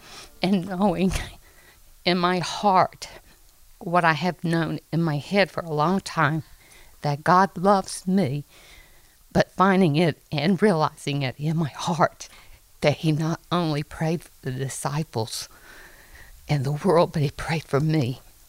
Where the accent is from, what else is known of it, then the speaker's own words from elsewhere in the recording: North Carolina, United States; I'm from North Carolina.